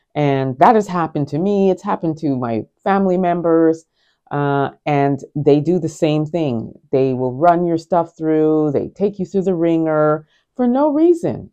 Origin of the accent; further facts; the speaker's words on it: Canada; we're Canadian citizens